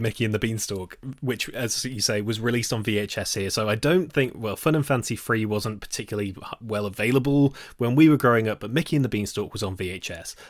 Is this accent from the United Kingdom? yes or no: yes; Nottingham, East Midlands, United Kingdom; I grew up in Nottingham.